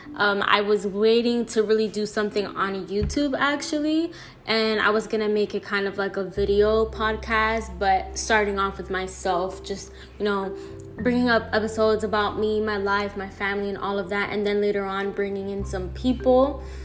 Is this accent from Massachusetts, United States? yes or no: no; New York City, New York, United States; also born or lived in Florida, United States; now in New Jersey, United States; I was born in New York City, half raised there, half raised in Florida